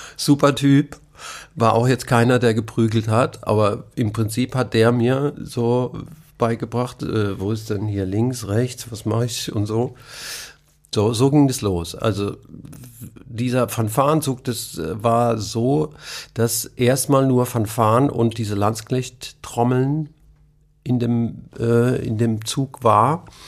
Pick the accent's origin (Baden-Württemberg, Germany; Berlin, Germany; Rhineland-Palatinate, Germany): Baden-Württemberg, Germany; Nussloch; also born or lived in Heidelberg; Ich bin in Heidelberg geboren, bin aufgewachsen in Nussloch das sind so zehn Kilometer weg von Heidelberg.